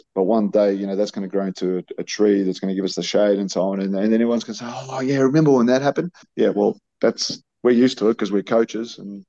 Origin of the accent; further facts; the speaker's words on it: Melbourne, Victoria, Australia; born there; I might be a Melbournean. I was born in Melbourne, but all my sons, all four of them were born in South Australia, in Adelaide.